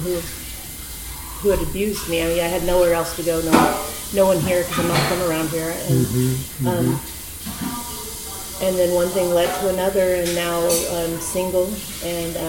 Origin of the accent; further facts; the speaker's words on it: Baker City, Oregon, United States; moved away; also born or lived in Scottsdale, Arizona; I was born and raised in Baker, Oregon.